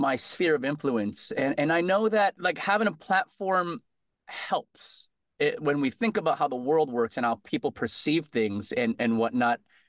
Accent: Connecticut, United States; moved away as an adult; now in Boston, United States; growing up in Connecticut, I went to UConn there.

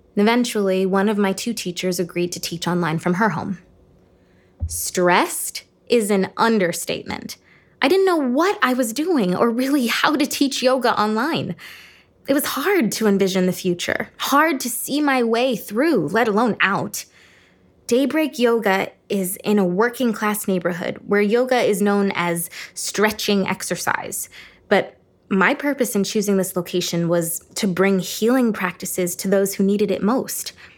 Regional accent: Cleveland, Ohio, United States; my hometown, Cleveland, Ohio.

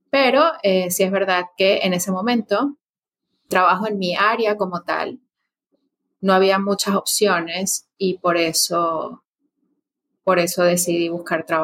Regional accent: Caracas, Capital District, Venezuela; moved away; Bueno, yo soy paisana justamente de INA, eh, soy venezolana. Soy venezolana, eh, originaria de Caracas. Y, y bueno, hace bastantes años que ya no resido en Venezuela

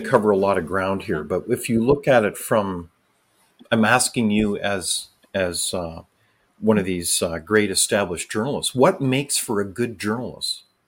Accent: Canada; I as a Canadian citizen

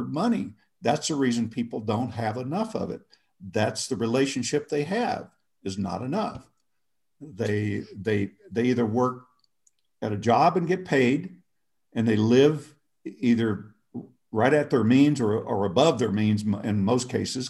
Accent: Oklahoma, United States; I grew up in Oklahoma, so I might not always speak the perfect grammar

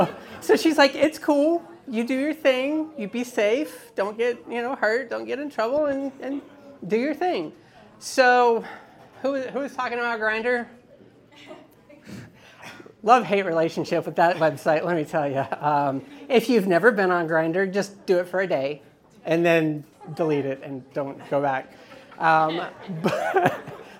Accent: Dallas, Texas, United States; moved away; also born or lived in Pensacola, Florida; I grew up in Dallas, Texas, and then I lived in Pensacola, Florida.

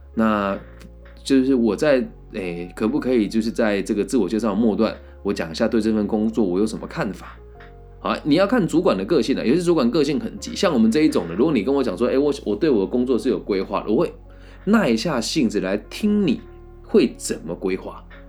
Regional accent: Changhua County, Taiwan; moved away as an adult; also born or lived in Taichung; 我是来自彰化的

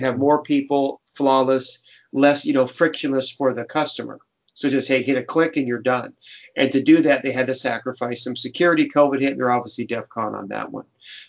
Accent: Ireland; Violence as conflict resolution. I'm Irish. That's what we do.

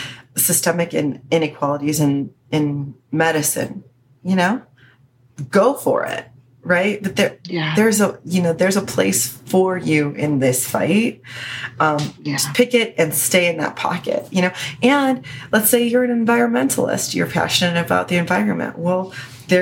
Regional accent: Chicago, Illinois, United States; 1312 is Chicago's area code. Cause that's my hometown

